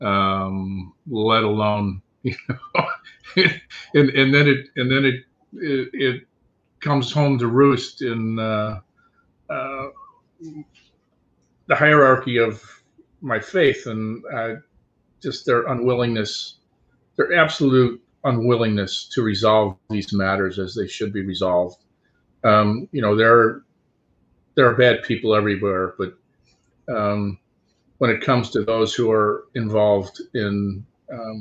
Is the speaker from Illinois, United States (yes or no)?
yes; Chicago, Illinois, United States; I'm from Chicago